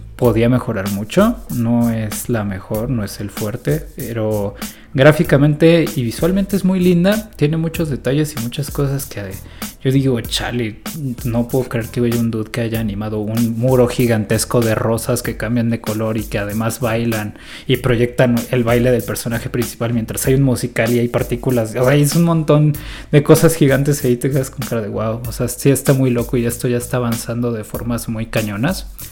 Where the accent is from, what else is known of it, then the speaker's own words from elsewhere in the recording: Mexico; como mexicano